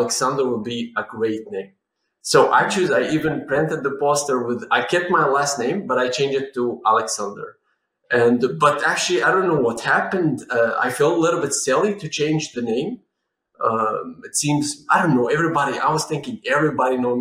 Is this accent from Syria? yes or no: yes; Syria; moved away as an adult; I was raised in Syria